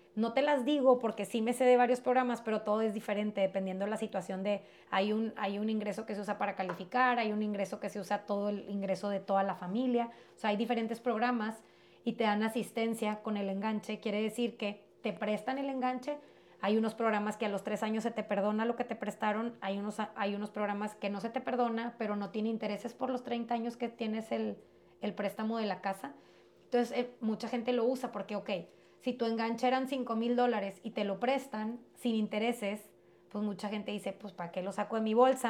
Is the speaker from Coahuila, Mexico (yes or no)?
yes; Piedras Negras, Coahuila, Mexico; also born or lived in United States; yo me crié regularmente, vivía aquí en Piedras, yo nací en Estados Unidos